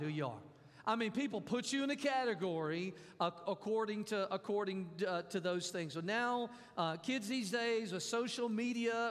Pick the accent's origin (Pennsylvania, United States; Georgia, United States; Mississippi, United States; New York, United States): Mississippi, United States; When I was growing up, I grew up in Mississippi.